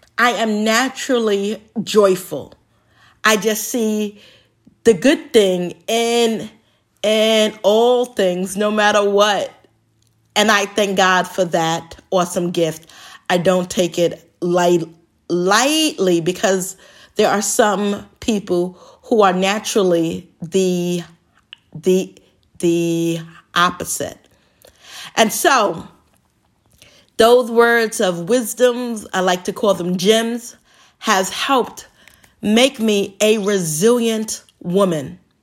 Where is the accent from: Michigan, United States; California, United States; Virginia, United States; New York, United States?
New York, United States; New York City; when I was a little kid growing up in the Bronx